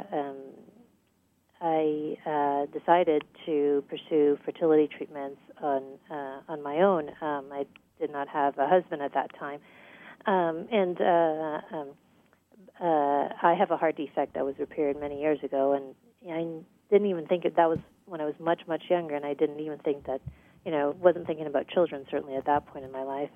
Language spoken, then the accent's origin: English; U.S. Virgin Islands; moved away as an adult; also born or lived in Guyana / Boston / Houston; I was born in Guyana in South America, and I grew up in the United States Virgin Islands.